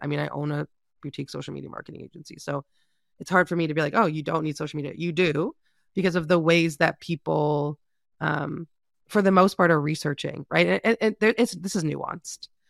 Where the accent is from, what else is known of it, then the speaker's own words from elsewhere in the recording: Canada; being Canadian